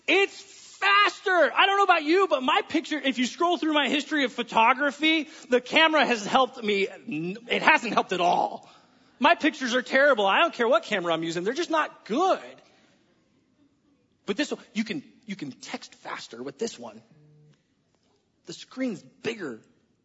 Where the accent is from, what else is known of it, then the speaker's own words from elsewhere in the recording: United States; I'm an American